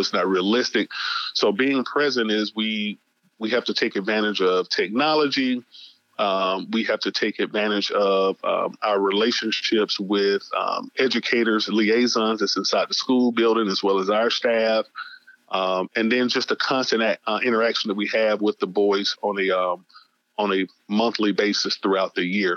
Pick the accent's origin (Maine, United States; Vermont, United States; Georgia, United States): Georgia, United States; Atlanta; I was born and raised in Atlanta, Georgia, in 1976, and uh, was a Grady baby